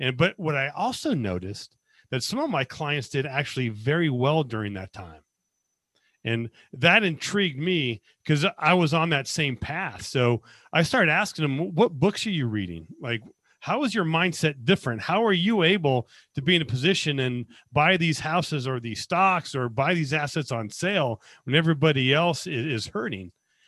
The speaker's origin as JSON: {"language": "English", "town": "Las Vegas", "region": "Nevada", "country": "United States", "tie": "born or raised there", "said": "I was born and raised in Las Vegas, went to the Army out of high school and got a degree in accounting."}